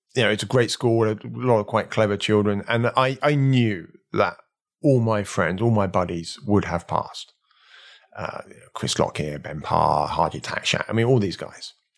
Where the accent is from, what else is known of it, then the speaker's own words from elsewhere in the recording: Slough, South East England, United Kingdom; I was born in Slough